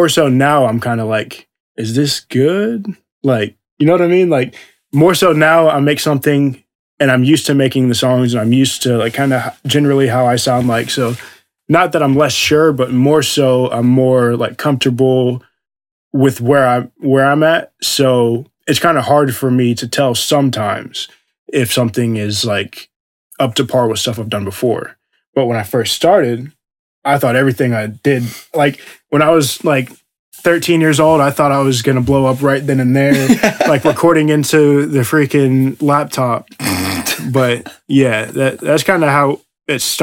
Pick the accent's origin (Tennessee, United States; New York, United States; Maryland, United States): Tennessee, United States; Johnson City; moved away as an adult; in my hometown, in Johnson City, Tennessee